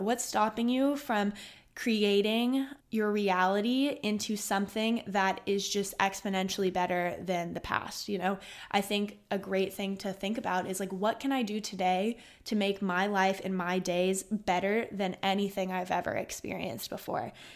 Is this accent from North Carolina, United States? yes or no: no; Austin, Texas, United States; I'm from Austin, Texas, born, raised, and go to college here.